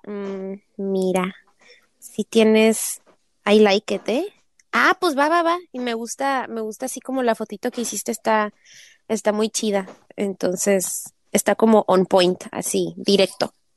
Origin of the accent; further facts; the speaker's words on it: northern Mexico, Mexico; moved away; somos norteños, pero yo estoy haciendo más como acento sinaloense y pues no, pues no, no somos de Sinaloa